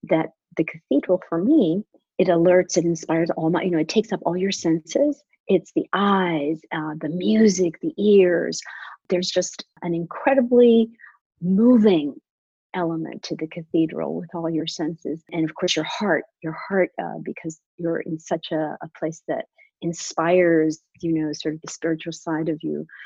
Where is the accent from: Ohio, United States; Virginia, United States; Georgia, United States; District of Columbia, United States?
District of Columbia, United States; Washington; also born or lived in Bogota, Colombia; I am a Washingtonian of about 30 years already, but I have sort of two sides of my personality. I was born in Bogota, Colombia, mm-hmm. and came here when I was very young.